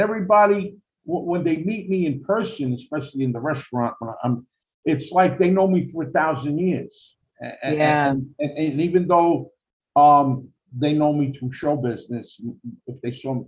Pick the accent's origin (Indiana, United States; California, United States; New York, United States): New York, United States; I grew up in Spanish Harlem, but it was all Italian